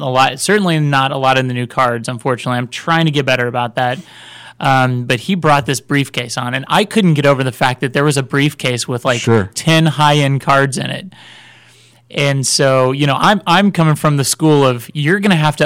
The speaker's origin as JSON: {"language": "English", "town": "Kansas City", "country": "United States", "tie": "born or raised there", "also_born_or_lived": "California", "moved": "yes", "lives_now": "Texas, United States", "said": "Growing up around the Kansas City area"}